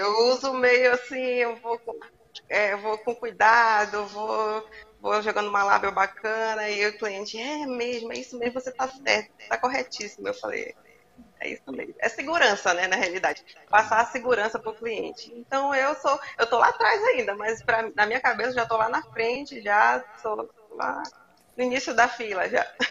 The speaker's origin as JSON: {"language": "Portuguese", "town": "Belém", "region": "Pará", "country": "Brazil", "moved": "yes", "lives_now": "Macapá, Brazil", "said": "eu ah, sou paraense, sou de Belém. Aí eu moro aqui."}